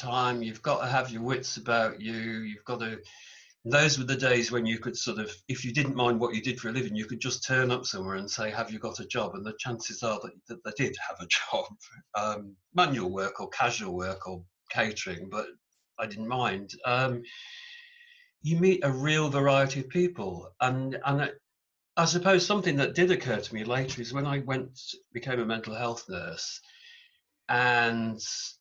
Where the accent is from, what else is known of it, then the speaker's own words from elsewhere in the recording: Stafford, West Midlands, United Kingdom; also born or lived in Rugby; I grew up in Stafford in the Midlands in England